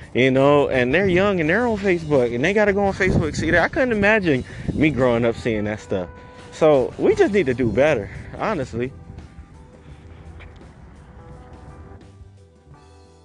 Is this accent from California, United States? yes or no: no; Detroit, Michigan, United States; I grew up in Detroit. So, I grew up in the hood